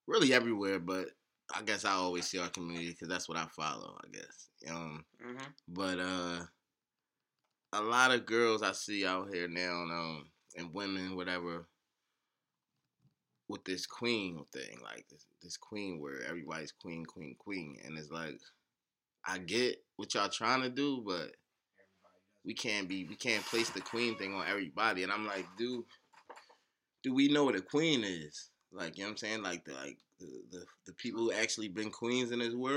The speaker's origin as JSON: {"language": "English", "town": "Philadelphia", "region": "Pennsylvania", "country": "United States", "said": "I'm from South Philly"}